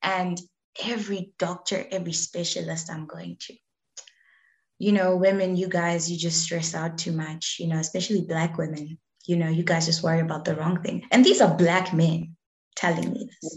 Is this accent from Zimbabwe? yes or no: yes; Zimbabwe; moved away as an adult; also born or lived in South Africa / Australia; I was born and raised in Zimbabwe